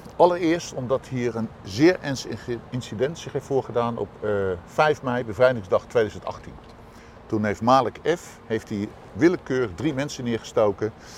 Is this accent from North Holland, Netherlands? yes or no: no; The Hague, South Holland, Netherlands; als Hagenaar